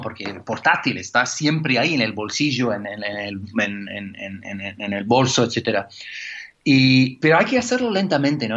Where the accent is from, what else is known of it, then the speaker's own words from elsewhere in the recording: Canada; now in England; como buen canadiense